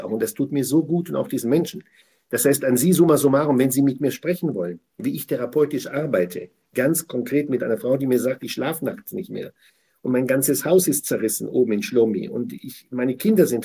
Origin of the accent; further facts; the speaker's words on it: Germany; Ich meine, ich bin ja hier zu Hause. Ich bin Deutscher und Israel. Ich habe zwei Zuhauses. Daher bin ich hier zu Hause und in Israel.